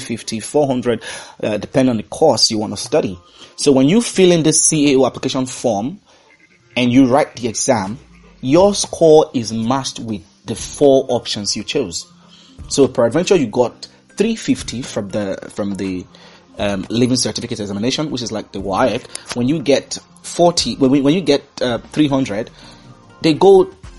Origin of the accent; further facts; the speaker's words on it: Nigeria; also born or lived in Dublin / Accra, Ghana; I am Nigerian